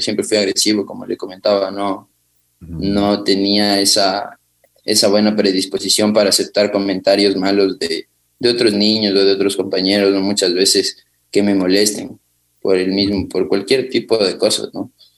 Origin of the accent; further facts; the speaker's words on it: Quito, Pichincha, Ecuador; yo nací en Quito, en la ciudad de Quito, en el sector de Cotocoyao. Eh, viví con mis abuelos y con mi madre